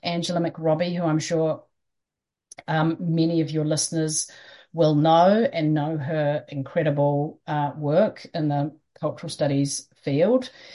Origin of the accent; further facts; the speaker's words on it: New Zealand; also born or lived in London; we're from Aotearoa, New Zealand